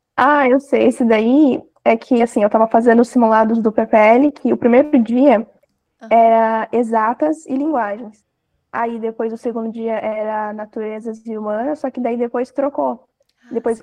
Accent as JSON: {"language": "Portuguese", "town": "Registro", "region": "São Paulo", "country": "Brazil", "said": "Eu sou de Registro, São Paulo, interior."}